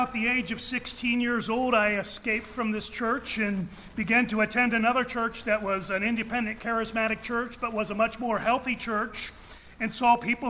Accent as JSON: {"language": "English", "region": "Ohio", "country": "United States", "tie": "born or raised there", "said": "I was born and raised in Ohio, in the heart of what is the world's largest Amish and Mennonite community"}